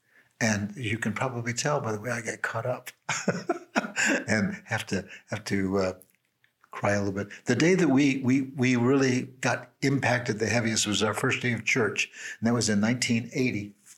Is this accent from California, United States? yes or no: yes; Beverly Hills, California, United States; You know, I'm come from Beverly Hills and I'm sitting here with prisoners, right?